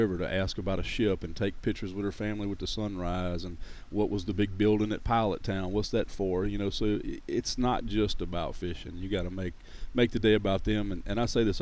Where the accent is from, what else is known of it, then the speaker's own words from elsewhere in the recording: Louisiana, United States; also born or lived in Monroe, Louisiana / Church Point, Louisiana / Gonzales, Louisiana; Born and raised in Louisiana. I haven't moved out of the state